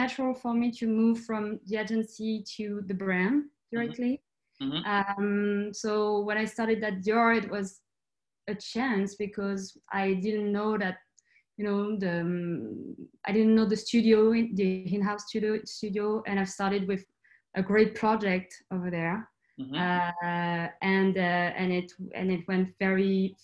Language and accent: English; France; I'm from France, but I grew up in the countryside, like in a tiny, tiny town.